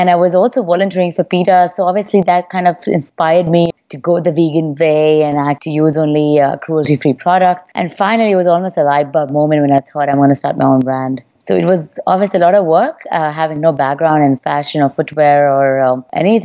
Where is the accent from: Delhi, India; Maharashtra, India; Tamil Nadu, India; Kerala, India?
Delhi, India; moved away as an adult; also born or lived in London, United Kingdom / United States; I was born and raised here in Delhi in India